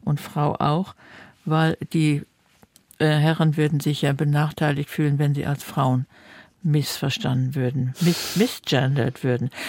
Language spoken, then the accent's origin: German; Germany; wir reden normalerweise korrektes Deutsch als Deutsche